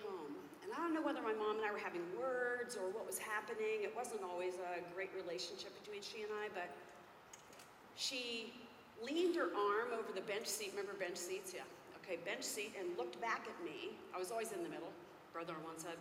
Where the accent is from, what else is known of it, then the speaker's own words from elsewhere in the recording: Philadelphia, Pennsylvania, United States; I'm from Pennsylvania, Philadelphia area